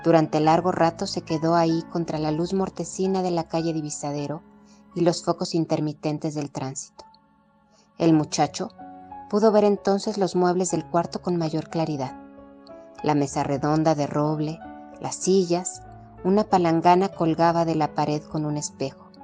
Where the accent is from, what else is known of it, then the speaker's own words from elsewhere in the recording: Mexico; soy mexicana